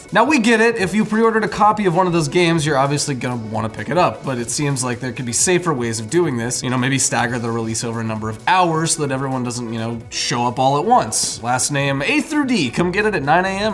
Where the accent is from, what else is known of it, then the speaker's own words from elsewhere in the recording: United States; as an American